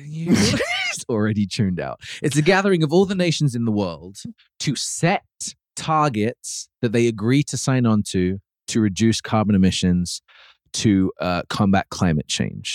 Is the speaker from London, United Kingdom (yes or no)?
no; Birmingham, West Midlands, United Kingdom; I grew up in Birmingham